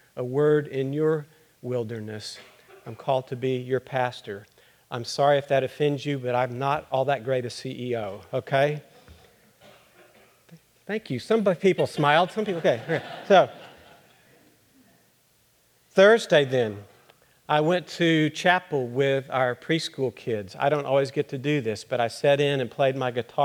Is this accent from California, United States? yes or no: no; Austin, Texas, United States; I'm from Austin